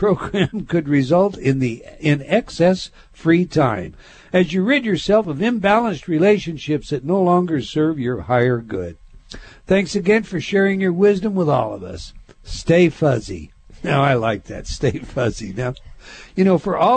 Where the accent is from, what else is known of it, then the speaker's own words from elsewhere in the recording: Utah, United States; I was raised in Utah as well